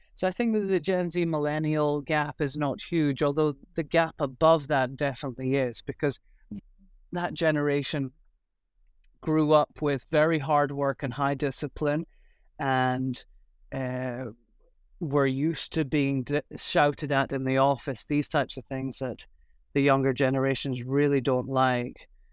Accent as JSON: {"language": "English", "region": "Scotland", "country": "United Kingdom", "also_born_or_lived": "Shanghai", "moved": "as an adult", "lives_now": "Taiwan", "said": "I'm originally from Scotland, although I've been in Asia for about fourteen"}